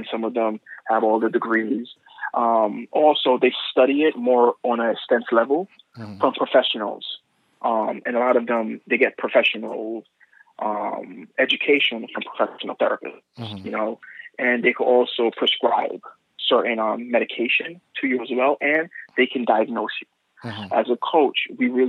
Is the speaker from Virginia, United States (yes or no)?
no; New York City, New York, United States; growing up in Brooklyn